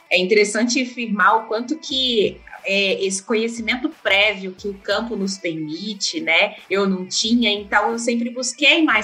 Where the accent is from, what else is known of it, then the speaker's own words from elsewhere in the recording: Uberlândia, Minas Gerais, Brazil; Bom, Paulo, eu nasci em Uberlândia